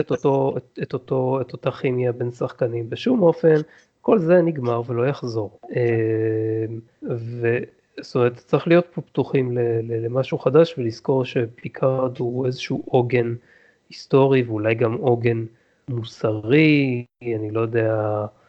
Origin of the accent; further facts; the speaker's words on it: Israel; לנו כישראלים